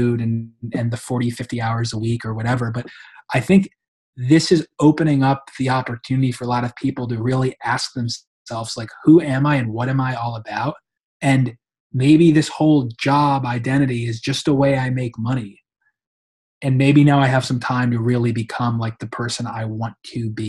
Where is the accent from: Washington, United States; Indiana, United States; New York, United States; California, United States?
New York, United States; I'm from New York